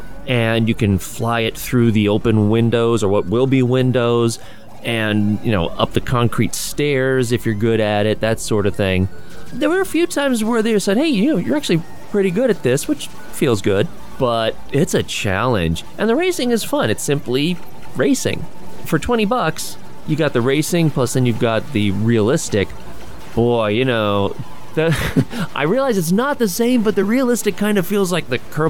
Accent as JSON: {"language": "English", "country": "United States", "said": "I mean, I'm an American."}